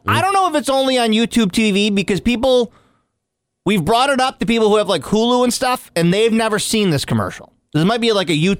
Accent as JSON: {"language": "English", "area": "Oswego County", "region": "New York", "country": "United States", "tie": "born or raised there", "said": "Growing up in Oswego County"}